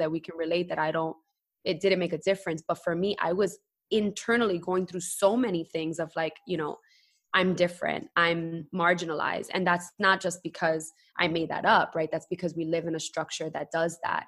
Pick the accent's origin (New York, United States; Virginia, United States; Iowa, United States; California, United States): New York, United States; New York City; moved away as an adult; also born or lived in Queens; now in Puerto Rico; born and raised, I was raised in Brooklyn and Bushwick, very proud